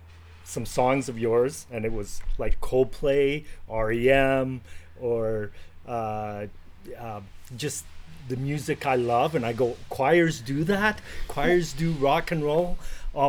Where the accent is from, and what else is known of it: Canada; born or raised there; English is a second language; also born or lived in Italy